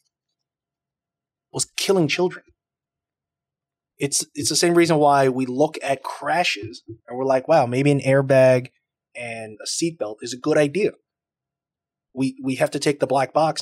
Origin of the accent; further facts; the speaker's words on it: Taiwan; moved away; I'm from Taiwan